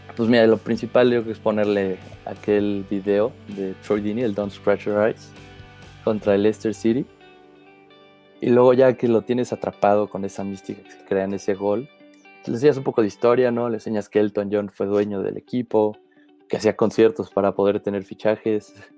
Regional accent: Mexico; yo soy de México

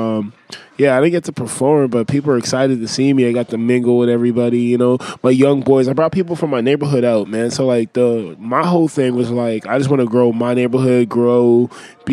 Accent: Lesotho; also born or lived in Uganda; I was born in Lesotho, Tapaseka. It's in South Africa.

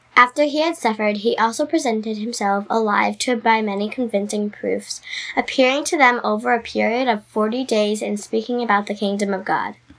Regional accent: New Jersey, United States; I'm 10 years old and I'm from New Jersey.

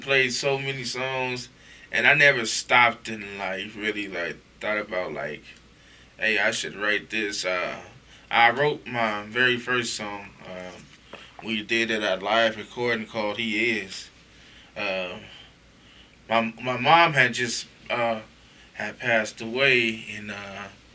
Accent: Las Vegas, Nevada, United States; I'm from Las Vegas

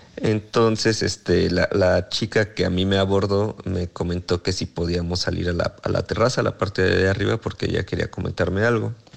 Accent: Morelia, Michoacán, Mexico; moved away; also born or lived in Mexico City; yo soy de, Morelia, entonces pensé que tal vez por mi acento

